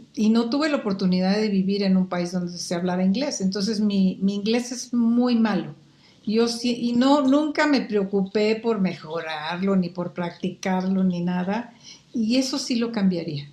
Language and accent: Spanish; Quetzaltenango, Guatemala; moved away as an adult; now in Mexico; en Guatemala y en Saltenango, que fue donde yo estudié la primaria y la secundaria y, la prepa